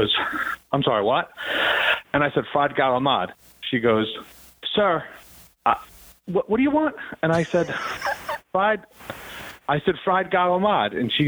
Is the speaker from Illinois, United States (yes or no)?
no; Hasbrouck Heights, New Jersey, United States; Hasbrook Heights.